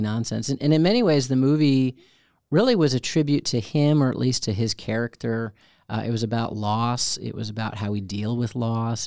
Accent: Chicago, Illinois, United States; growing up in Chicago, which had a great theater

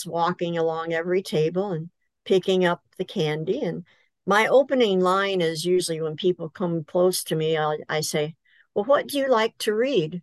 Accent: Central Illinois, United States; moved away as an adult; also born or lived in Fremont, Michigan; now in Michigan, United States; I'm originally from Central Illinois

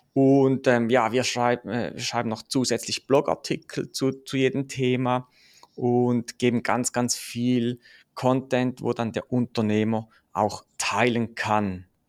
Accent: Switzerland; ich komme aus der Schweiz, wie man es vielleicht hört

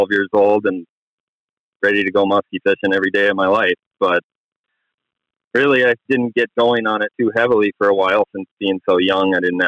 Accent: Grand Rapids, Minnesota, United States; now in Chisholm, United States; I'm from Grand Rapids, Minnesota, up in the north central part of the state. I grew up there originally, actually, and I live in Chisholm now

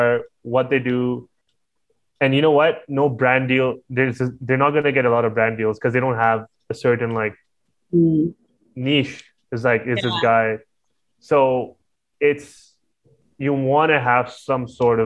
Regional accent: Pakistan; I'm Pakistani

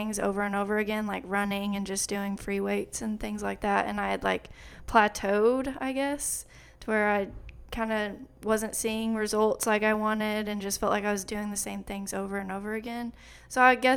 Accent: Clarendon, Texas, United States; moved away as an adult; also born or lived in Lubbock, Texas; now in College Station, United States; I grew up with my dad in Clarendon

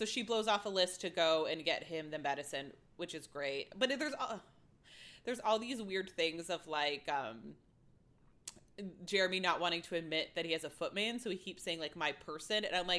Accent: England, United Kingdom; Like, I am half Chinese. I am half English. I am English.

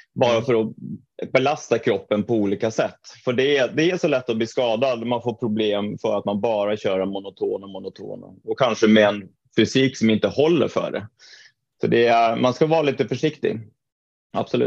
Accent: Trondheim, Trøndelag, Norway; moved away as an adult; also born or lived in Mora, Sweden; now in Stockholm, Sweden; född och uppvuxen i Trondheim i Norge

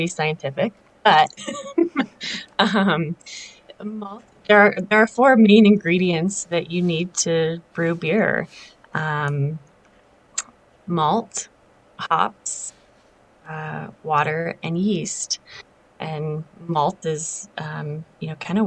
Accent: Littleton, Colorado, United States; I grew up down in Littleton. So, we both have a pretty long history here in Colorado

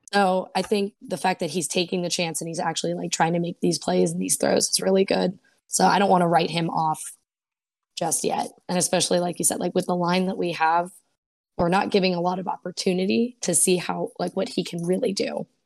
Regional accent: Pittsburgh, Pennsylvania, United States; I'm from Pittsburgh, so grew up watching the games

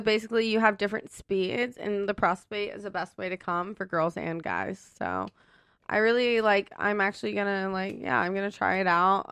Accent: Ohio, United States; moved away; I'm actually from Ohio originally

